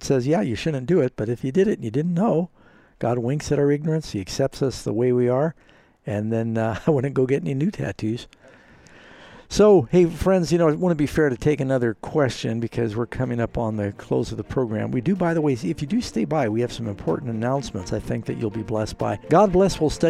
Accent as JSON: {"language": "English", "town": "New York City", "region": "New York", "country": "United States", "tie": "born or raised there", "said": "I grew up mostly in New York City. I was sent to many different boarding schools."}